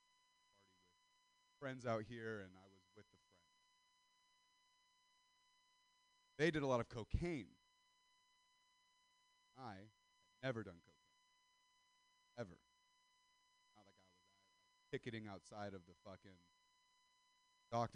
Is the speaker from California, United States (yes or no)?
yes; Stockton, California, United States; I'm from Central Valley, California. I'm not from Stockton for nothing